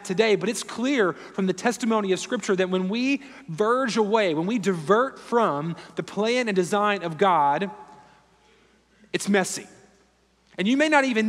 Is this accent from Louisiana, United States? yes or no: yes; Louisiana, United States; moved away as an adult; also born or lived in Houston, Texas; now in Raleigh, United States; growing up in Louisiana and living in South Louisiana and in Houston for a number of years